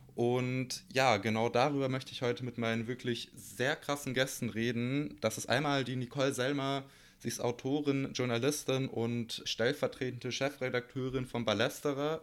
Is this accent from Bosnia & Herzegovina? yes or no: yes; Bosnia & Herzegovina; ich bin aus Bosnien